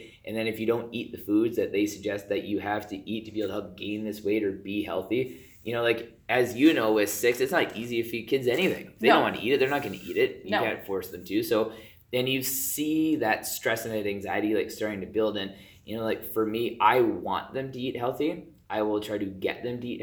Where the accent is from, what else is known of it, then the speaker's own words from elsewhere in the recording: Southern Alberta, Canada; I grew up in Southern Alberta, like, we hunted